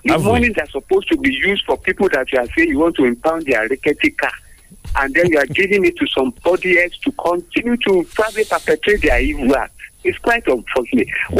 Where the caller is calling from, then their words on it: Abeokuta, Ogun State, Nigeria; from Abekuta.